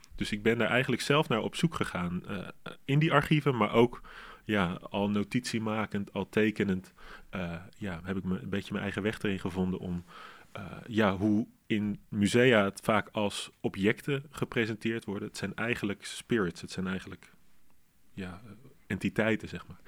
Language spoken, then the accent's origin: Dutch; Arnhem, Gelderland, Netherlands; Arnhem, waar ik vandaan kom